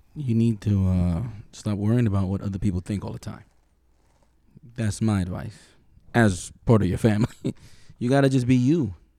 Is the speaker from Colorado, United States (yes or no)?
no; New York City, New York, United States; we're from New York City